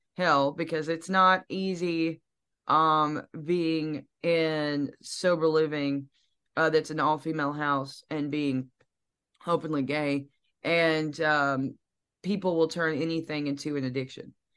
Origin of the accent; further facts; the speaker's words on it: Piedmont, Alabama, United States; now in Nashville, United States; I am from Piedmont, Alabama